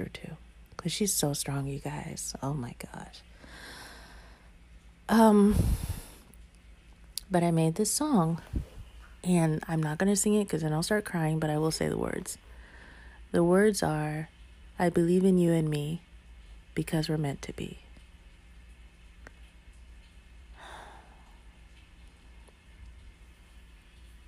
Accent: the South, United States; I was raised in the South

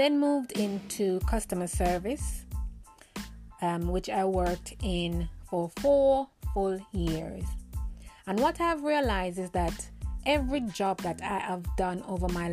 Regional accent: Jamaica; moved away as an adult; now in United Kingdom; I am a Jamaican at heart, as you can hear my accent. I live in the UK now for 10 years, and I am torn between my country, Jamaica, and living in the UK.

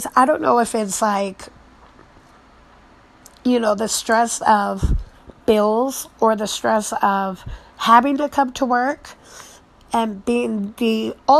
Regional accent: United States; growing up in a Tongan family, but American raised

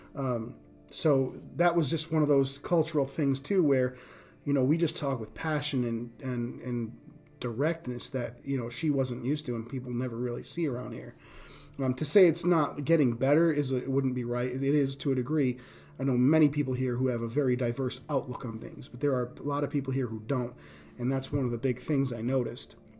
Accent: Rhode Island, United States; accent: East Coast; now in Indiana, United States; I grew up in Rhode Island

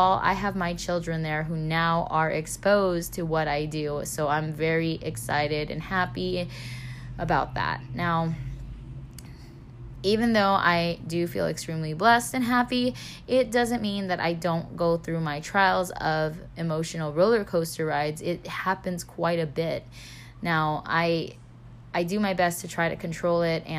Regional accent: California, United States; moved away; this is my hometown

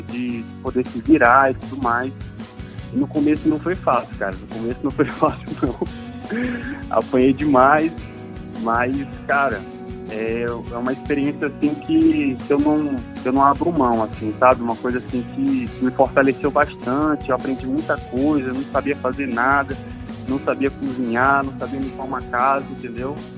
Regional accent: São Luís, Maranhão, Brazil; moved away as an adult; now in Brasília, Brazil; eu sou maranhense, nascido e criado em São Luís, Ilha do Amor, Ilha do Reggae. E atualmente eu estou em Brasília

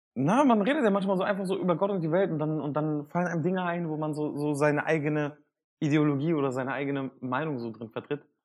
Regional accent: Hanover, Lower Saxony, Germany; Ich bin geboren und aufgewachsen in Hannover

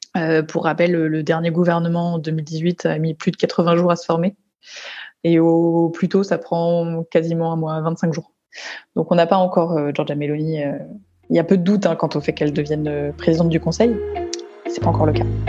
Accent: France; moi en tant que française

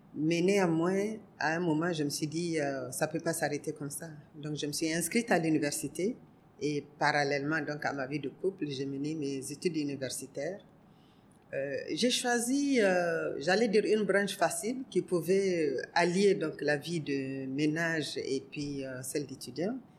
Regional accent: Niger; also born or lived in Côte d'Ivoire; je suis du Niger, pas de Côte d'Ivoire

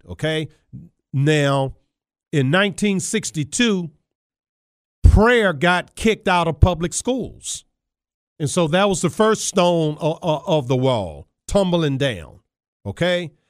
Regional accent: Charles City County, Virginia, United States; I grew up playing football in Charles City County, Virginia

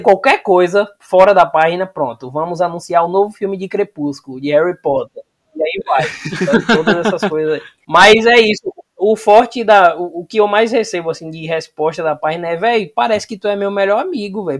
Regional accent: interior of Bahia, Brazil; now in Salvador, Brazil; eu moro em Salvador, sou do interior da Bahia, mas moro em Salvador

